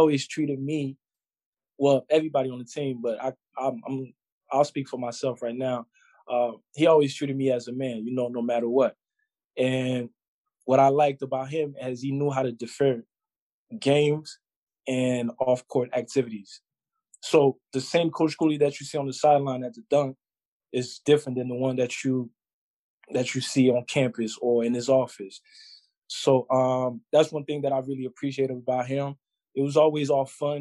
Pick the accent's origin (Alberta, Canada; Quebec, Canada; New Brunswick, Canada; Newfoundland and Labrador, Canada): Quebec, Canada; also born or lived in Wisconsin / Providence; every summer I have a basketball camp here in my hometown